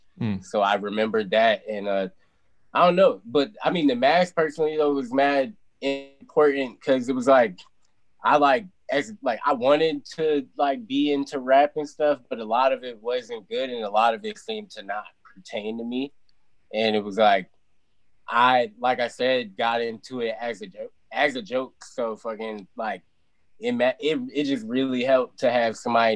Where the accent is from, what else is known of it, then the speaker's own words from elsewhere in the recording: Virginia, United States; I'm from Virginia